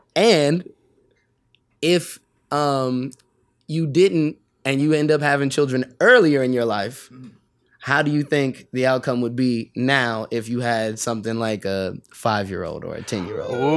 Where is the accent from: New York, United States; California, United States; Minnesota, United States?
California, United States; San Bernardino; I grew up in San Bernardino uh, most of my like young life